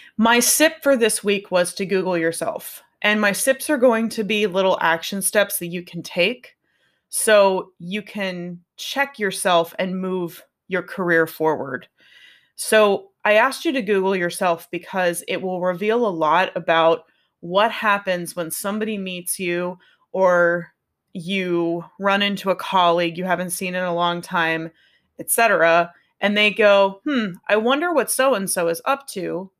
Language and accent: English; Pittsburgh, Pennsylvania, United States; I'm from Pittsburgh, so that's where the N comes from, 'cause we say N at in Pittsburgh